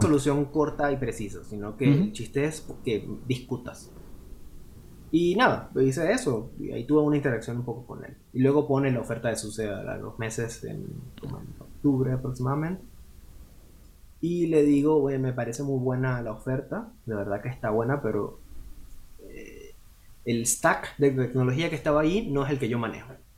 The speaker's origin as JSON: {"language": "Spanish", "town": "Cumaná", "region": "Sucre", "country": "Venezuela", "tie": "born or raised there", "also_born_or_lived": "Carúpano", "moved": "as an adult", "lives_now": "Nuremberg, Germany", "said": "Yo, yo nací en Carúpano, lo que viene siendo el estado Sucre. Yo me crié en Cumaná"}